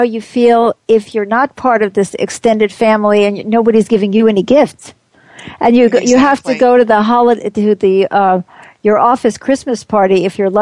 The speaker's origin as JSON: {"language": "English", "country": "United States", "said": "I'm very much an American"}